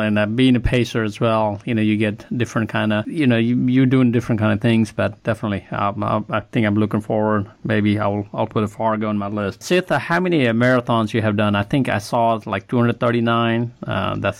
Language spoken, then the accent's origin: English; Nepal; now in Birmingham, United States; So I'm originally from Nepal.